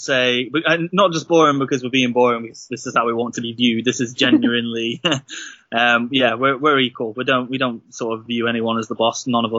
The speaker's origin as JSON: {"language": "English", "region": "North Wales", "country": "United Kingdom", "said": "I'm from North Wales. I live in a little, tiny little village, a little hamlet, I guess, called Penny Lan."}